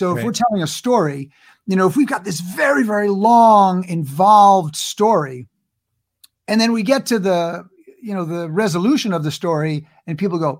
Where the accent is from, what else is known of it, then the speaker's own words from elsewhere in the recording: New York, United States; And I grew up in New York. So like I could play mafia guys.